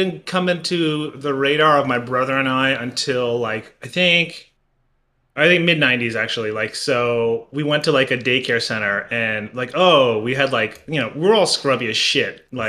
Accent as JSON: {"language": "English", "region": "New Jersey", "country": "United States", "tie": "born or raised there", "said": "I grew up in Jersey. Mm-hmm. My parents, I have like two immigrant parents from Southeast Asia."}